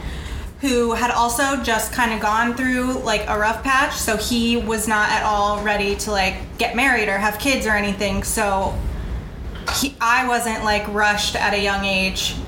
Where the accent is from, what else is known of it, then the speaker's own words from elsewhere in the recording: Florida, United States; We were raised in the Florida school system